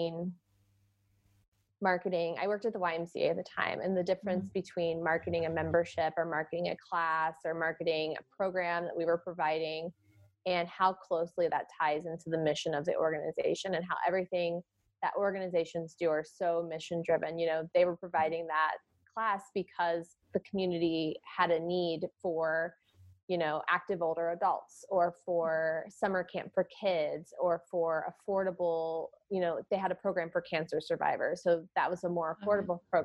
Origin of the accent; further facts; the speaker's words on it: Indianapolis, Indiana, United States; moved away as an adult; also born or lived in California; born and raised in Indianapolis, took a few years away and moved to California for a few years